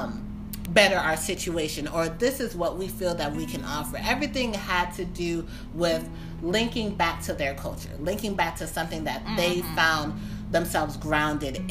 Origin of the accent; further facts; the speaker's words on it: Detroit, Michigan, United States; now in Maryland, United States; I grew up in Detroit